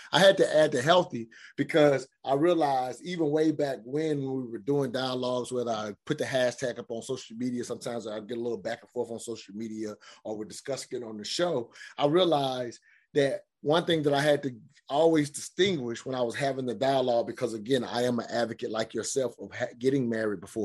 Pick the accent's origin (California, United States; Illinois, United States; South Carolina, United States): South Carolina, United States; I grew up in South Carolina in the South.